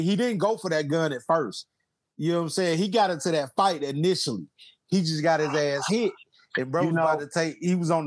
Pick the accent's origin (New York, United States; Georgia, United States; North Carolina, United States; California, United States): Georgia, United States; South; I'm from South Georgia, about Austin, Georgia